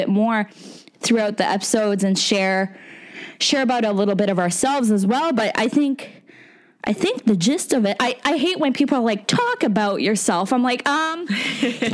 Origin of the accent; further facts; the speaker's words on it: Fredericton, New Brunswick, Canada; also born or lived in Moncton, New Brunswick; So I'm originally from Fredericton, New Brunswick. It's the capital of the province. And I did all my schooling there.